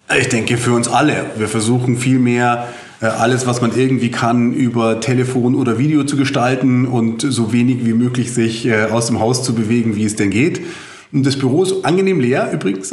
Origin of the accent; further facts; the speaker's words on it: Bavaria, Germany; bei uns in Bayern